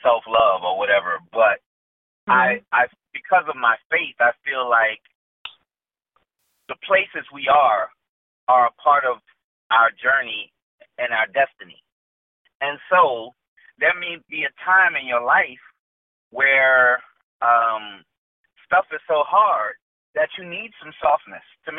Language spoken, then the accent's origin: English; New Orleans, Louisiana, United States; I grew up in New Orleans